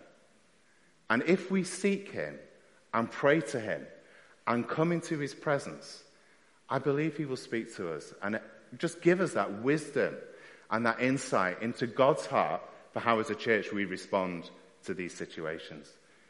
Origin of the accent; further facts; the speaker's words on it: United Kingdom; we're very British at times, keep ourselves to ourselves